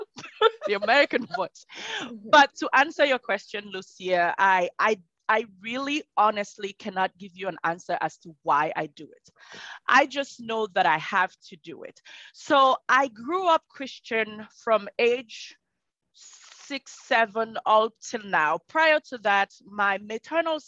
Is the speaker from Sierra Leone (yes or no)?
yes; Sierra Leone; moved away; I am originally from Sierra Leone and I live and breathe Sierra Leone.